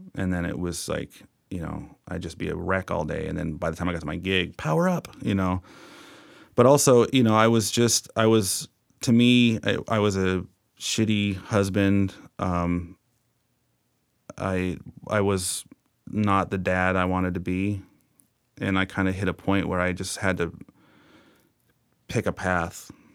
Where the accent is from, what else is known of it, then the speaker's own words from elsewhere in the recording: Bellingham, Washington, United States; growing up in Bellingham